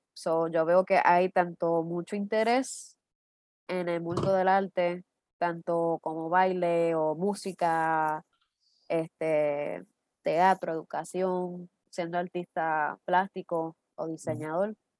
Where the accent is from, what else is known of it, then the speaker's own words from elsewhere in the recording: Puerto Rico; somos puertorriqueños